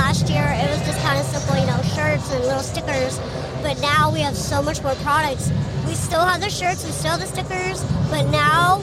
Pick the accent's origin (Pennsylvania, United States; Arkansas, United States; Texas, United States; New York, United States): Texas, United States; Corpus Christi; I'm in the Corpus Christi area